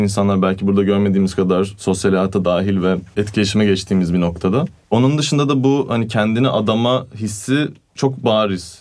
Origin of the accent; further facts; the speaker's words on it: Turkey; first language Turkish; also born or lived in Italy; Türk'üm dedim.